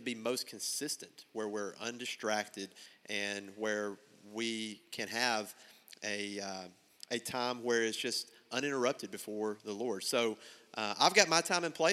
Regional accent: Buckner, Arkansas, United States; I'm from Buckner

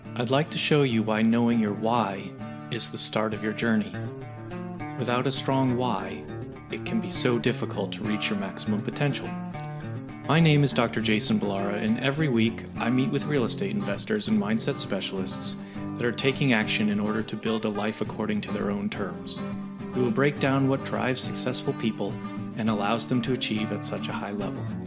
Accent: Boston, Massachusetts, United States; I'm from Boston, Massachusetts

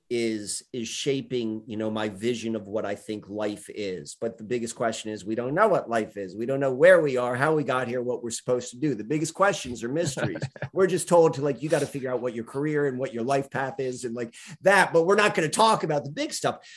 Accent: Columbia, Maryland, United States; growing up in Columbia, Maryland in the beginning

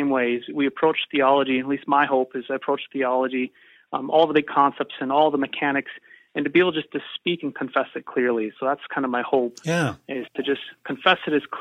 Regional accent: North Dakota, United States; I grew up in North Dakota, and I will always be a North Dakota boy

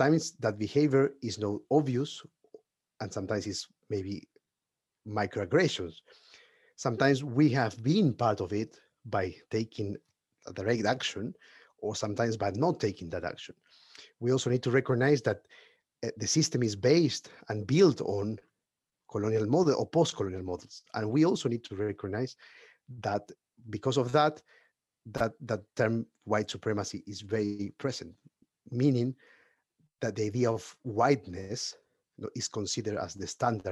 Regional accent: Peru; now in United Kingdom; I am from Peru. I'm at the moment living in the UK

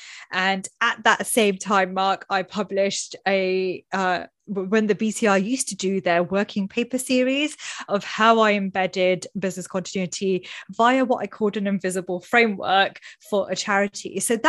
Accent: United Kingdom; talking about salaries is something that we don't openly do, especially in Britain. Being British is like, no, must not talk about it.

